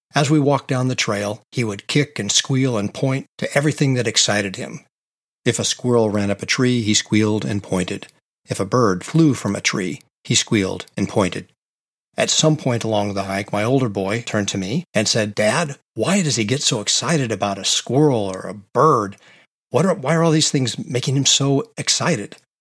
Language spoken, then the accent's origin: English; Pacific Northwest, United States; I grew up in the Pacific Northwest in the United States